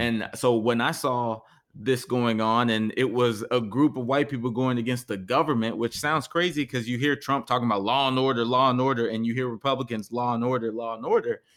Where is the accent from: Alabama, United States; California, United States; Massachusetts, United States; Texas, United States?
Texas, United States; we're from Texas